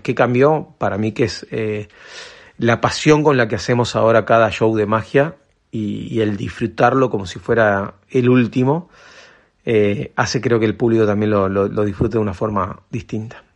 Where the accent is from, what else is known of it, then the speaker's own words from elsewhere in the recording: Uruguay; Uruguay, de, la magia en, en mi país